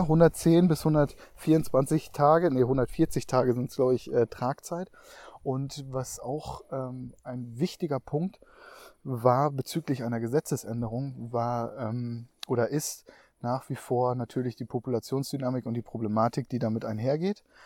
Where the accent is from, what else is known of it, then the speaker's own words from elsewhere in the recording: Emsland, Lower Saxony, Germany; das Emsland, ja, meine Heimat